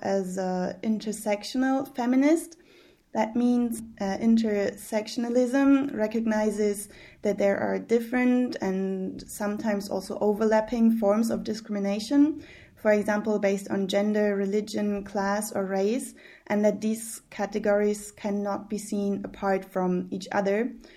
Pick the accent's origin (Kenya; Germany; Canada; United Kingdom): Germany; I was born and raised in Germany, but my father is from Egypt and my mother is from um, from Germany